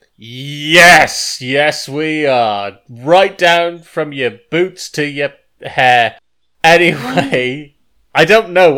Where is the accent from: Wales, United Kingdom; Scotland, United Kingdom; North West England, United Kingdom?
Wales, United Kingdom; I am Welsh.